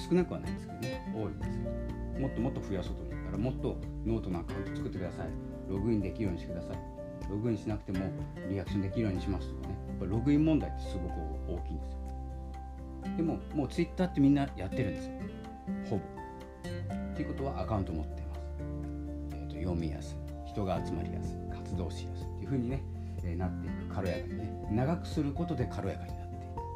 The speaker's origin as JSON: {"language": "Japanese", "region": "Hokkaido", "country": "Japan", "said": "私も北海道なんですけれども"}